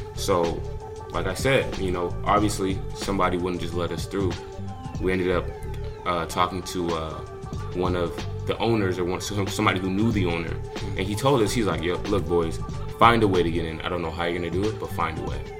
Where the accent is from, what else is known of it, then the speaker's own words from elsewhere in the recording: Lakewood, California, United States; also born or lived in Inglewood, California; born in Inglewood in LA, and then you know after they started hustling, get their stuff together, paper right then they moved us to Lakewood, which is like a little suburb off of Long Beach